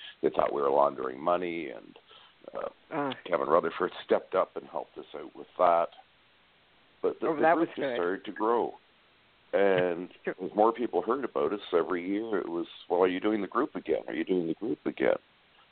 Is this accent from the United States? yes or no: no; Canada; I live in Canada. I'm a Canadian member of the group